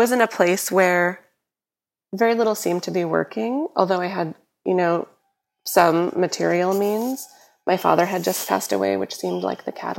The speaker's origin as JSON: {"language": "English", "region": "New York", "country": "United States", "tie": "born or raised there", "said": "growing up in New York"}